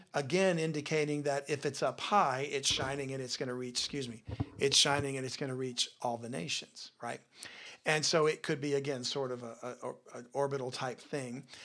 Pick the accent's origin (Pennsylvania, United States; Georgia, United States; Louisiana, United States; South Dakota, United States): Louisiana, United States; a person born and raised in Louisiana